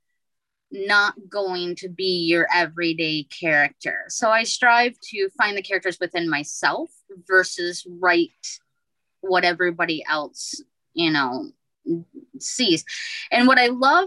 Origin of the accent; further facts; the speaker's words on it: Midwest, United States; I grew up in the Midwest